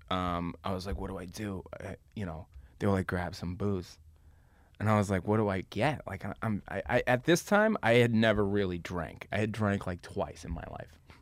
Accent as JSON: {"language": "English", "town": "Boston", "region": "Massachusetts", "country": "United States", "tie": "born or raised there", "moved": "yes", "lives_now": "Los Angeles, United States", "said": "I grew up in South Boston, which is a small neighborhood in a big city."}